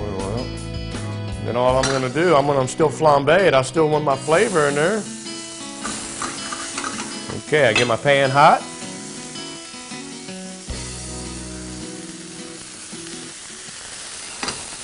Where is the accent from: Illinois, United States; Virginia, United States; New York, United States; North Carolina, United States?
Virginia, United States; it's from the South like me. I'm from Virginia